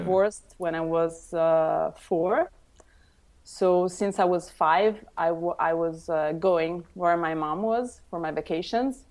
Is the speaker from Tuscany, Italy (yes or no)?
yes; Tuscany, Italy; moved away; also born or lived in Rome; I was born in Rome, and I grew up in Tuscany